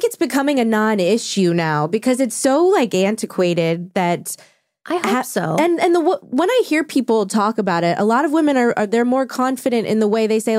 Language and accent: English; Orange County, California, United States; I'm from Orange County originally.